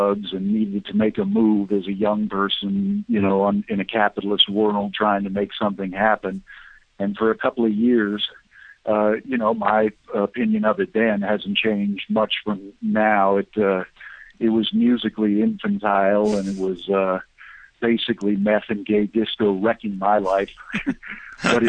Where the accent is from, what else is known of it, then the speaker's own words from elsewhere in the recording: United States; I grew up in America and came of age in the 70s